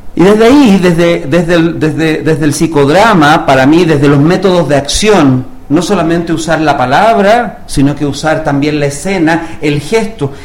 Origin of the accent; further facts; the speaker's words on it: Chile; moved away as an adult; also born or lived in Cuba; now in Mexico; yo soy chileno de nacimiento y eh, ya a los 20 años